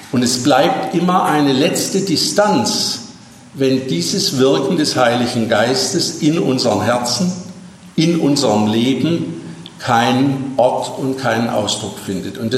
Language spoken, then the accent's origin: German; Baden-Württemberg, Germany; Als Schwabe weiß ich, welchen Grund es gibt.